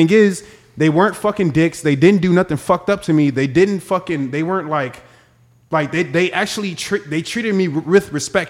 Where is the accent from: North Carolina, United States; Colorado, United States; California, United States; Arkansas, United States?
California, United States; Los Angeles; I grew up in South Central too